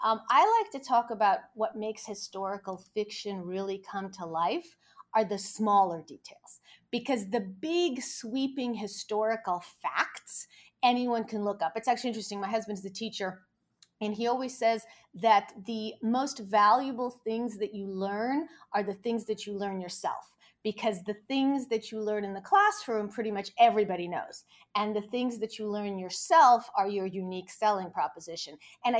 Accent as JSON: {"language": "English", "town": "Odesa", "region": "Odesa Oblast", "country": "Ukraine", "tie": "born or raised there", "moved": "yes", "said": "I was born in Odessa. My parents lived their lives until their 30s in Odessa."}